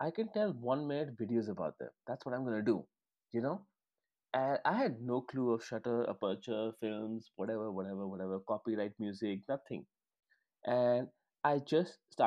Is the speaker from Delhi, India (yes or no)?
no; Chandigarh, India; when I was growing up in Chandigarh